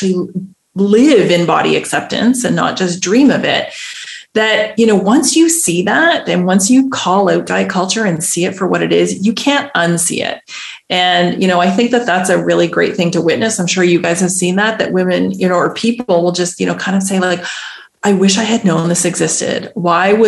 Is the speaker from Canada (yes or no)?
yes; Canada; moved away as an adult; now in Netherlands; I'm Canadian